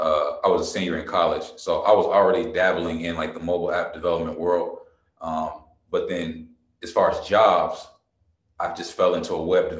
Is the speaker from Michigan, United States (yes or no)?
no; Trotwood, Ohio, United States; moved away as an adult; also born or lived in Kentucky / Denver, Colorado / Los Angeles; I'm from Trotwood, Ohio, which is like a small suburb right outside of Dayton, Ohio